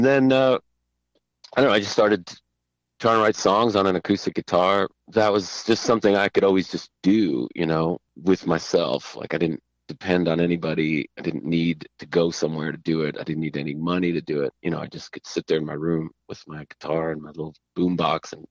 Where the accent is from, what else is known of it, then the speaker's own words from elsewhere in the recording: Teaneck, New Jersey, United States; also born or lived in Israel / New York; I grew up in Jersey, suburbs, you know, all the Israelis tend to end up northern Jersey